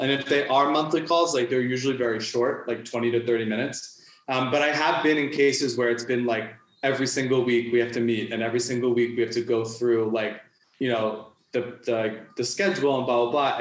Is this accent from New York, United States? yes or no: yes; New York, United States; moved away as an adult; now in Mexico; I'm from New York originally.